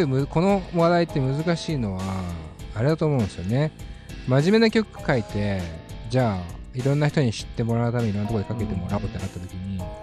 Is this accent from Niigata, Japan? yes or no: no; Tokyo, Japan; 世田谷生まれ、世田谷育ちの僕